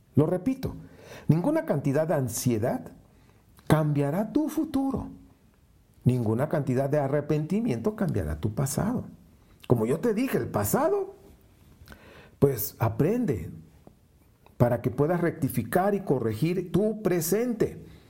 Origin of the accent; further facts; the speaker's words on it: Veracruz, Mexico; moved away; trabajé muchos años en una compañía italiana allá en Veracruz, Veracruz, de donde yo nací